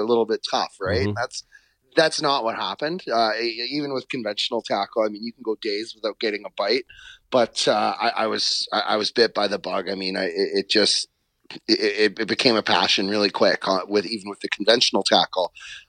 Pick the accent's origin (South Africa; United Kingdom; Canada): Canada; Ontario; also born or lived in western Canada / United States; now in New Brunswick, Canada; So I grew up in Ontario, spent some time out west. When I moved east